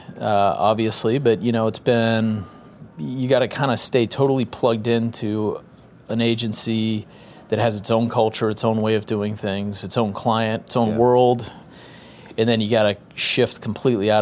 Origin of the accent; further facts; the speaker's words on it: Boston, Massachusetts, United States; moved away as an adult; also born or lived in Kansas / Kansas City; now in St. Joseph, United States; I'm from New England, grew up in Boston